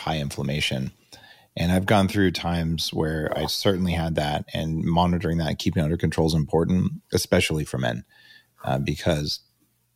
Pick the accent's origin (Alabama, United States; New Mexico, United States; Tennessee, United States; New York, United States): New Mexico, United States; now in Canada; I grew up in New Mexico actually collecting wild pine nuts.